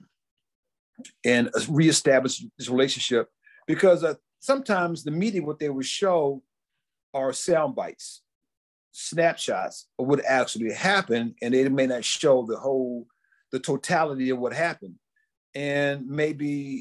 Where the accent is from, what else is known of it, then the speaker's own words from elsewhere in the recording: Washington, D.C. area, Maryland, United States; I grew up in in the Washington, D.C. area, in local Maryland area